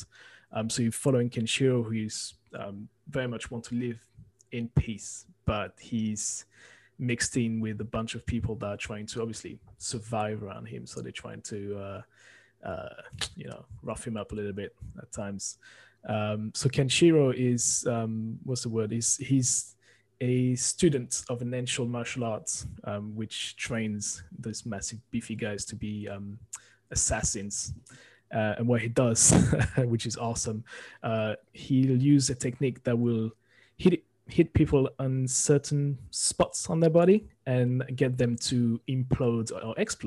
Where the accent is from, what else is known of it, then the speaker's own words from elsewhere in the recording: France; moved away; growing up in France with anime